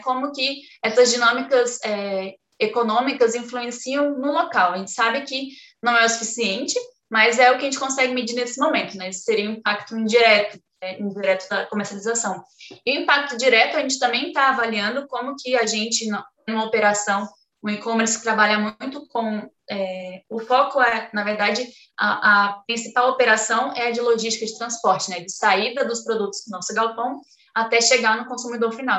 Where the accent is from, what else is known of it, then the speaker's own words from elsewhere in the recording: Acre, Brazil; eu nasci no Acre